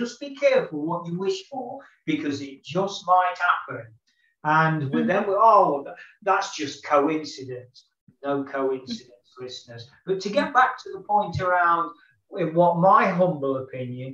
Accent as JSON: {"language": "English", "country": "United Kingdom", "said": "as a Westerner, as a Brit"}